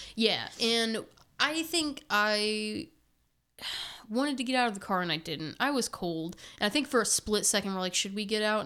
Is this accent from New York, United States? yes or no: no; Indiana, United States; we're from Indiana